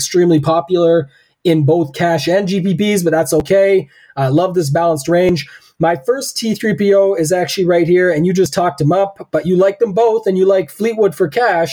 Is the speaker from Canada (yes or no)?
yes; Canada; I'm the Canadian here